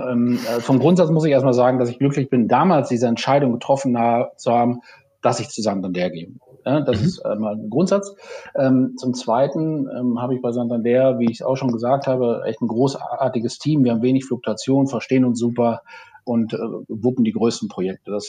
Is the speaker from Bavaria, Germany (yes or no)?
no; Aalen, Baden-Württemberg, Germany; Mercedes-Händler aus meiner Heimatstadt Aalen